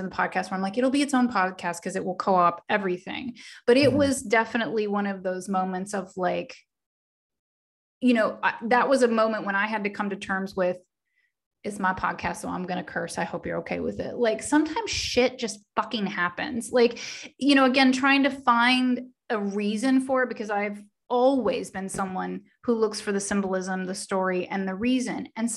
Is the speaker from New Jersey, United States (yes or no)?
no; Oklahoma, United States; I was born and raised in the South in Oklahoma